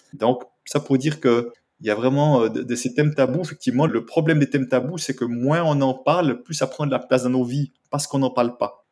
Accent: Switzerland; je viens de Suisse

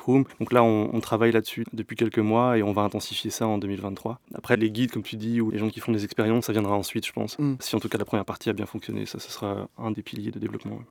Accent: France; moved away as an adult; also born or lived in north of France / Paris region; now in Belgium; moi je suis français

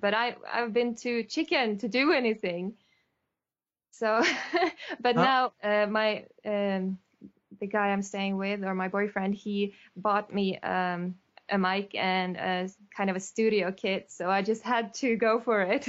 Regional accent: Sweden; I'm from Sweden

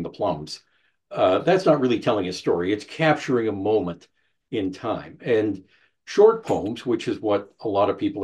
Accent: Canada; also born or lived in United States; I'm a Canadian. I lived in the U.S. for a while.

